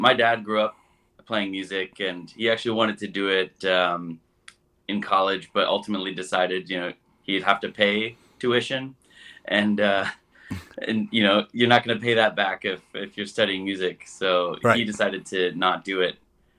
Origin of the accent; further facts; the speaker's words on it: South Bend, Indiana, United States; So I grew up in South Bend, Indiana.